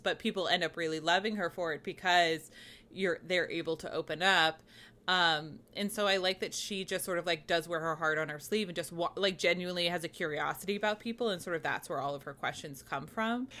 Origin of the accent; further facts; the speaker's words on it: New England, United States; I'm from New England, uh, you know, from Puritan stock